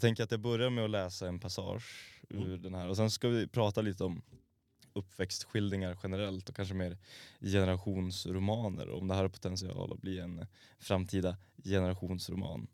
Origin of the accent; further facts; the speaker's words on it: Norrbotten County, Sweden; Jag är från Norrbotten